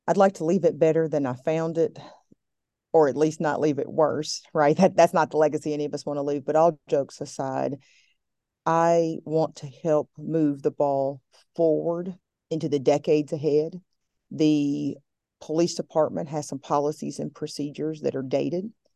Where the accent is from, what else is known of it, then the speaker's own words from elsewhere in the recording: Appalachia, Southwest Virginia, United States; I'm from the Blue Ridge Mountain Range of Appalachia, from Southwest Virginia